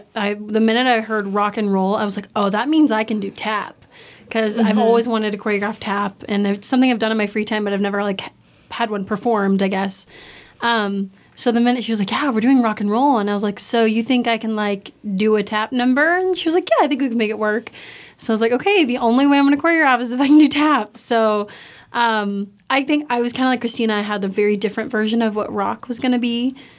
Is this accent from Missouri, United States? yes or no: yes; Kansas City, Missouri, United States; I'm also from Kansas City, Missouri, and I'm a sophomore.